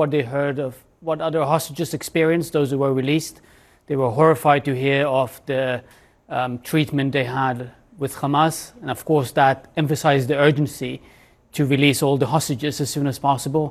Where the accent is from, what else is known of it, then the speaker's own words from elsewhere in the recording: Sderot, Southern District, Israel; I grew up in Sderot